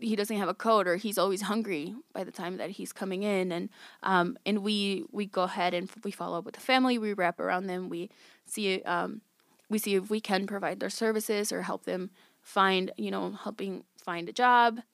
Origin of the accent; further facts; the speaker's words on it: West Chicago, Illinois, United States; I grew up in West Chicago. I am twenty-eight years old